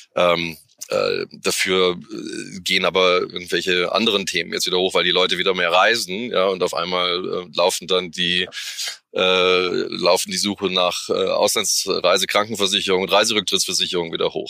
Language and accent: German; Munich, Bavaria, Germany; als Münchner